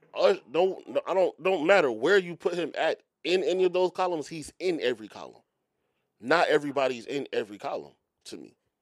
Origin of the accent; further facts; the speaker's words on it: Philadelphia, Pennsylvania, United States; moved away; I'm from Philly